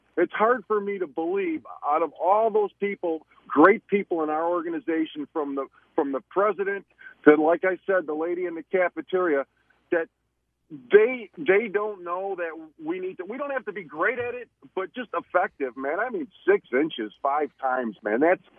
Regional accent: Chicago, Illinois, United States; also born or lived in Orland Park, Illinois; I grew up on Peterson in California on the north side, but now I live in Orland Park, which is a southwest suburb of the city.

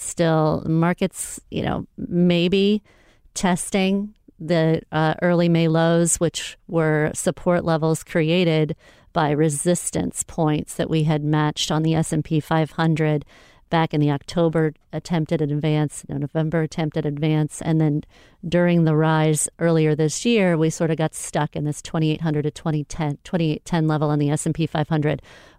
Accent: Florida, United States; I'm from Florida or went to the University of Florida.

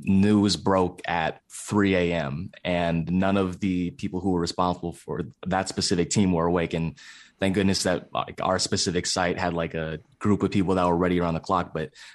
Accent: California, United States; now in Pittsburgh, United States; I'm originally from the San Francisco Bay Area, currently residing in Pittsburgh, Pennsylvania, away from family, away from friends.

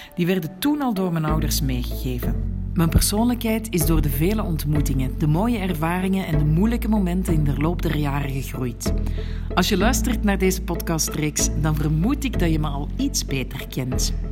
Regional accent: Antwerp, Flanders, Belgium; moved away as an adult; also born or lived in Brussels; now in Marrakesh, Morocco; Ik werd geboren op 7 april 1980 in Merksem.

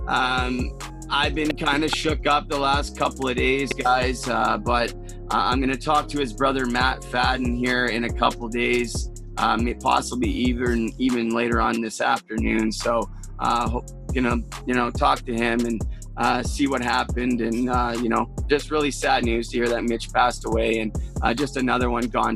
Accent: Vancouver, British Columbia, Canada; growing up in Vancouver

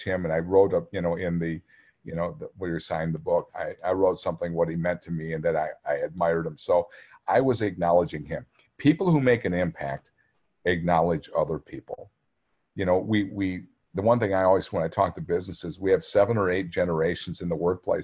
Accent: near Green Bay, Wisconsin, United States; now in Minnesota, United States; I grew up in Wisconsin, about 13 miles from Green Bay.

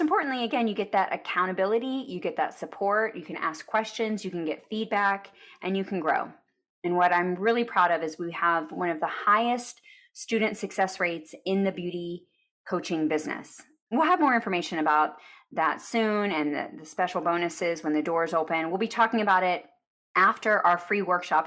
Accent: Arlington, Texas, United States; I grew up in Arlington, which is near Dallas, Texas

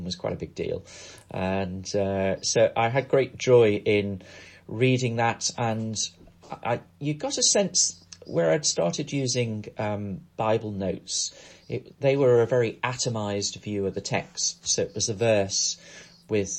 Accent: Crosby, North West England, United Kingdom; moved away as an adult; also born or lived in Poynton, Cheshire; I grew up in a place called Crosby, which is just north of Liverpool

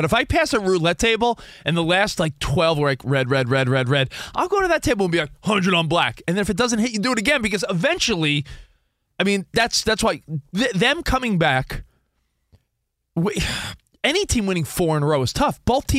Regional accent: New York, United States; now in Los Angeles, United States; New Yorkers, you know, we grew up on the East Coast. We've only lived in L.A. a handful of years. I grew up in New York.

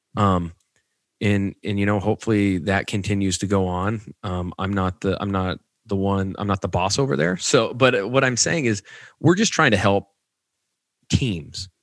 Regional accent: Nebraska, United States; I'm I'm from Nebraska

